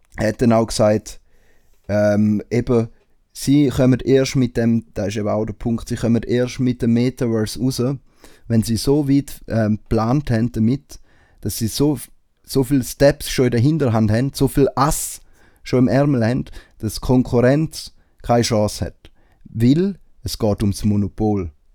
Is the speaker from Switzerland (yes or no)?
yes; Switzerland; bei uns in der Schweiz